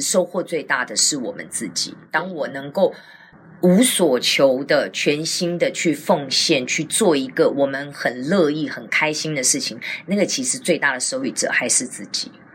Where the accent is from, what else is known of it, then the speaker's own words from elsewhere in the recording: Taiwan; 我们是台湾人